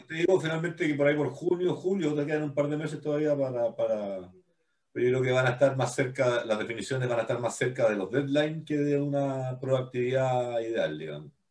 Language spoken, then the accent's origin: Spanish; Chile; nosotros no somos isla en Chile, pero tenemos un espíritu bien isleño